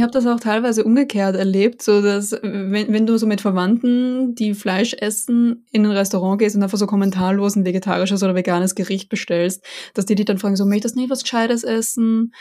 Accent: Austria; für mich als Österreicherin

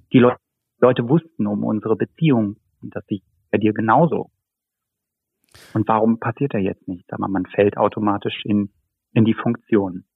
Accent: Baunatal, Hesse, Germany; moved away; geboren und aufgewachsen in Nordhessen, genauer gesagt Baunatal, Rengershausen

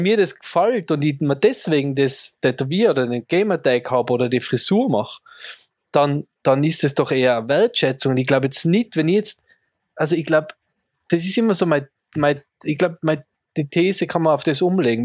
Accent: Tyrol, Austria; als Tiroler

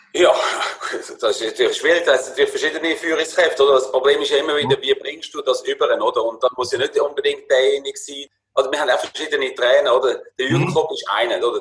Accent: Würenlos, Aargau, Switzerland; moved away as an adult; now in Spain; ich bin aufgewachsen in Würlos, in ganz einfachen

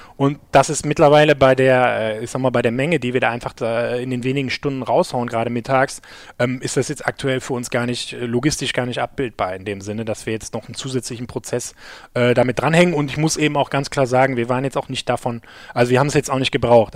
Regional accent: Gelsenkirchen, North Rhine-Westphalia, Germany; wir kommen jetzt alle aus Gelsenkirchen

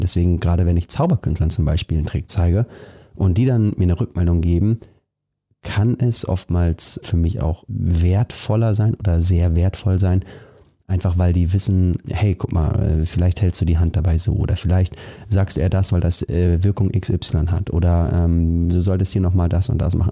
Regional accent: Germany; wir beide hier, wir sind in Deutschland geboren

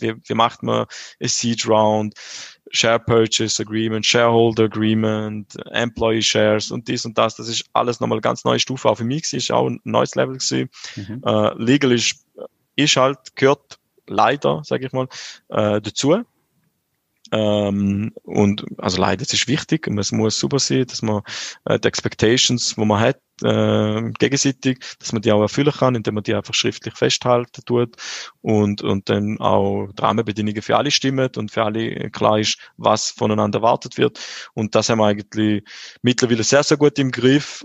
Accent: St. Gallen, Switzerland; ich bin vor 32 Jahren in St. Gallen auf die Welt gekommen

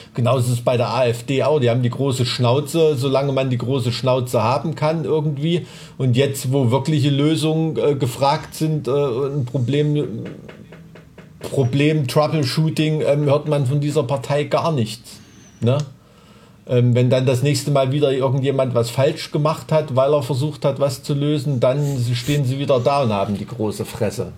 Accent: Thuringia, Germany; born or raised there

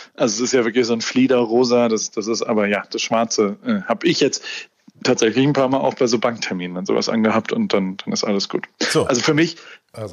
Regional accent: Heidelberg, Baden-Württemberg, Germany; moved away as an adult; also born or lived in Hamburg; Ich bin in Heidelberg aufgewachsen

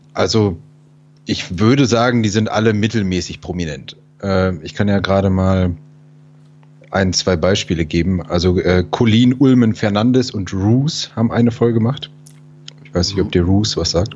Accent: Germany; mein deutsches Gehirn

